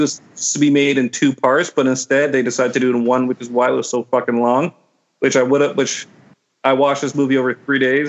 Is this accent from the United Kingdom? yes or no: no; Burlington, Ontario, Canada; growing up in Burlington, growing up as a child, like in like suburbs on Ontario